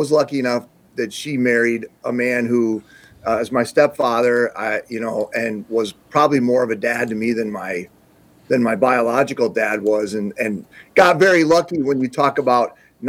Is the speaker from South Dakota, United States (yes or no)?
yes; South Dakota, United States; I grew up in small town South Dakota, which I would guess is even a smaller place than where Rudy grew up. My hometown had like 900, or there's debatable, between 900 and 1,000 people living there.